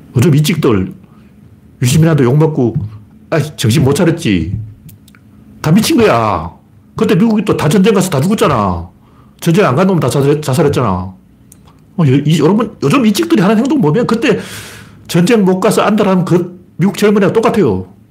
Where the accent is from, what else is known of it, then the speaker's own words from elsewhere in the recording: Gyeongsang, South Korea; accent: Gyeongsang dialect; 옛날에 우리 사투리로는 경상도 애들은 도토리라고 안 그러고 꿀밤이라고 그랬어요.